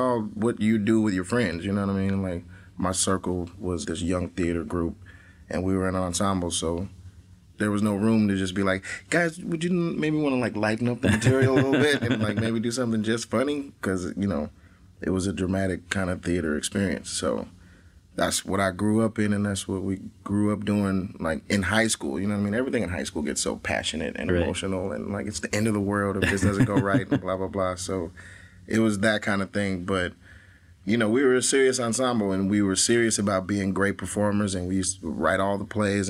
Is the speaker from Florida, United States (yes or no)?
no; Atlanta, Georgia, United States; also born or lived in Columbus, Ohio; I was born in Columbus, Ohio, but then my parents moved to Atlanta when I was like 9 months old because they had previously lived there and had my brother there. But my mom went to nursing school at Ohio State. Go Bucks. And yeah, they moved back right after they had me. And yeah, I was raised in Atlanta